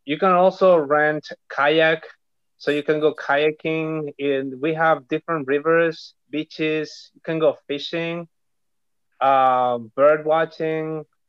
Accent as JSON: {"language": "English", "town": "Nueva Toltén", "region": "Araucanía", "country": "Chile", "said": "I am from Nueva Tolten, which is in the south of Chile"}